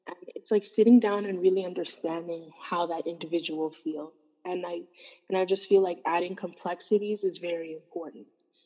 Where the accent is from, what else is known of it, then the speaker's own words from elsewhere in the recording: Canada; I am first-generation Canadian. So as much as I have my Sudanese identity and background, I also have to acknowledge my Canadian identity and background, because I grew up here, I've spent most of my life here